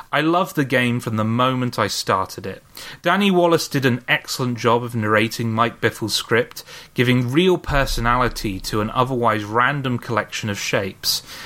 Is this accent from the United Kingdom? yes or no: yes; United Kingdom; I am British